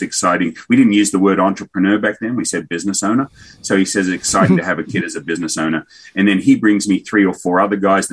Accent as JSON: {"language": "English", "country": "Australia", "tie": "born or raised there", "also_born_or_lived": "Kansas / Kentucky", "moved": "yes", "lives_now": "Tennessee, United States", "said": "Australian by birth, American by choice"}